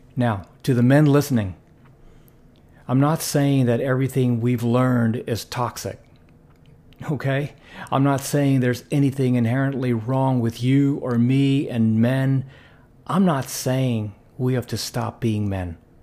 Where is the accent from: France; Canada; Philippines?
Philippines; growing up in the Philippines